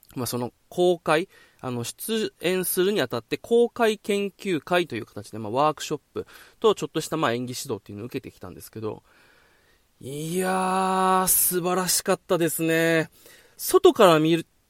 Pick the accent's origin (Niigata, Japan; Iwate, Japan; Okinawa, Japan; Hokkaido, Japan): Okinawa, Japan; moved away as an adult; also born or lived in Tokyo; もう東京から僕今地元沖縄に